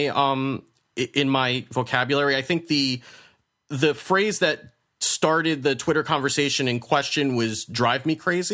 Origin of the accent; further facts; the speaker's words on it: New Jersey, United States; moved away; I'm from Jersey originally